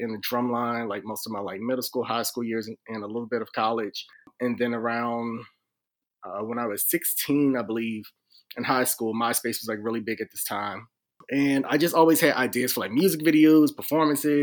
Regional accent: Philadelphia, Pennsylvania, United States; now in DMV area, United States; I'm from Philly.

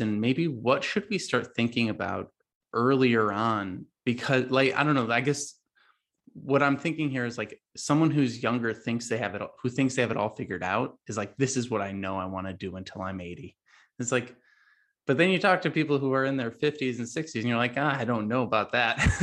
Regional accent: Chicago suburbs, Illinois, United States; I grew up in the Chicago suburbs

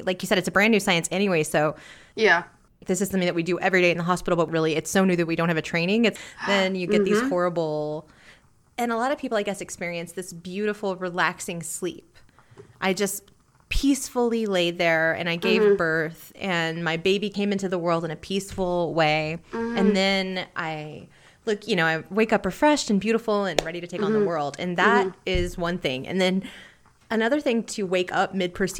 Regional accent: Houston, Texas, United States; moved away; this was in the Houston Medical Center, which is a great medical center in my hometown.

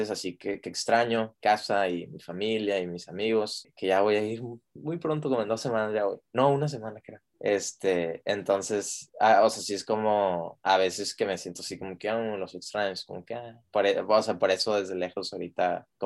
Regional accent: Juárez, Chihuahua, Mexico; now in Austin, United States; nosotros somos de Juárez y el Paso, al norte de México, y este, pero ahorita yo me vine a terminar la carrera a Austin

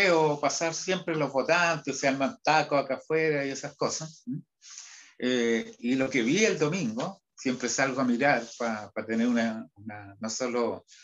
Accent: Huasco, Atacama, Chile; Ah, bueno, vengo, vengo de Huasco, que está...

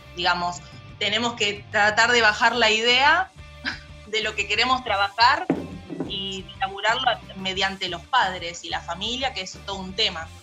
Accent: Banfield, Buenos Aires Province, Argentina; yo soy de Banfield

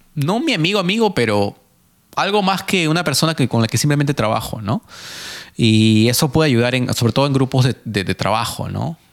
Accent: Peru; now in Mississauga, Canada; yo, que soy peruano

